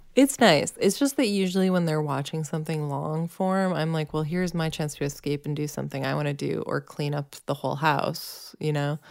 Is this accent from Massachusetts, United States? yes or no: yes; Massachusetts, United States; growing up in Massachusetts